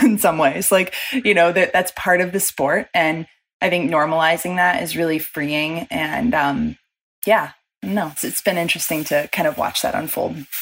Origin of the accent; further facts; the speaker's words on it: Chicago, Illinois, United States; moved away; growing up in Chicago